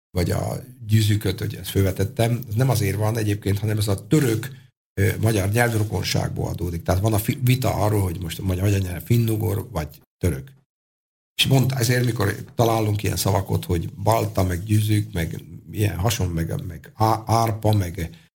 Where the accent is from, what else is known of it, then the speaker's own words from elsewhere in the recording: Hungary; mikor azt mondtuk, hogy mi magyarok vagyunk, még azt akkor ti rokonok vagytok.